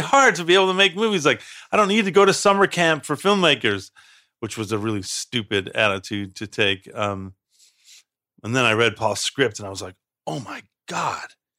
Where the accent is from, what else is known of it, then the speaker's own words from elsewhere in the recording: Chicago, Illinois, United States; I grew up on the South Side